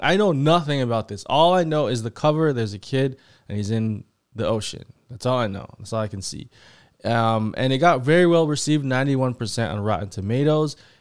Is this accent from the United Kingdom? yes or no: no; Canada; I'm from Canada